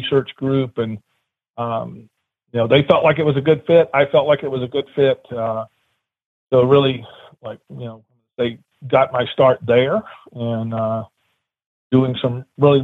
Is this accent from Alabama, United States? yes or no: yes; South Alabama, United States; moved away as an adult; now in Ohio, United States; I originally grew up in South Alabama